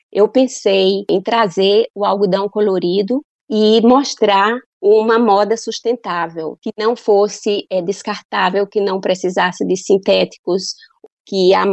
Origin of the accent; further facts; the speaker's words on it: Paraíba, Brazil; moved away; Eu estou muito orgulhosa de ser paraibana e eu quero voltar um dia na Paraíba